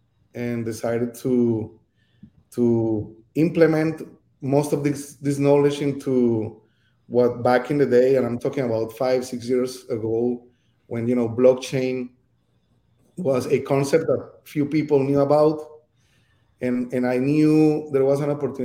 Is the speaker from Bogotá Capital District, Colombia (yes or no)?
no; Cali, Valle del Cauca, Colombia; moved away as an adult; also born or lived in Bogota, Colombia; now in Miami, United States; I was born in Colombia, from Cali, Colombia